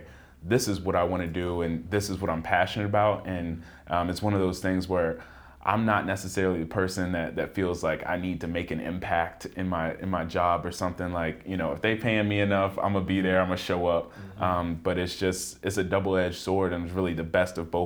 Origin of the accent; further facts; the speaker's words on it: Richmond, Virginia, United States; I'm from Richmond, Virginia. Went to middle school